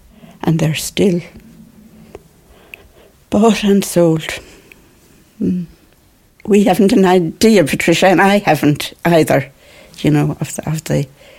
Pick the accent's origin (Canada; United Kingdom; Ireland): Ireland; As an Irish person